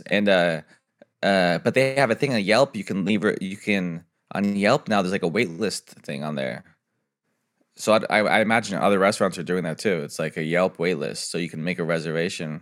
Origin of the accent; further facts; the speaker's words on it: San Diego, California, United States; I'm from San Diego.